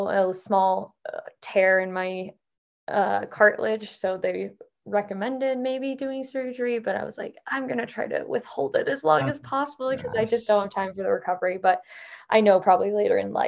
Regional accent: Idaho, United States; moved away as an adult; also born or lived in Midwest / Utah; now in Montana, United States; I live in Montana now after growing up in Idaho

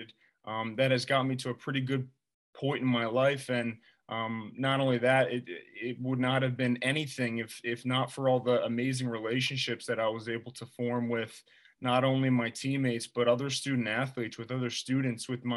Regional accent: New Jersey, United States; as a Jersey guy, I was able to go to my home state university

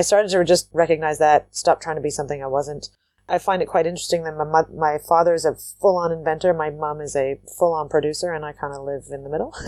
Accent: Waterloo, Ontario, Canada; also born or lived in New Zealand; I come from Waterloo, Ontario, Canada, which is a, it's a city with agriculture right outside of it. And I grew up on an organic farm

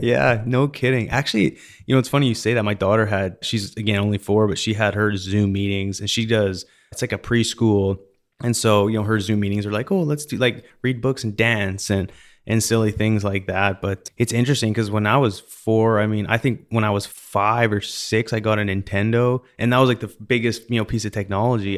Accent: British Columbia, Canada; now in Houston, United States; I grew up in British Columbia

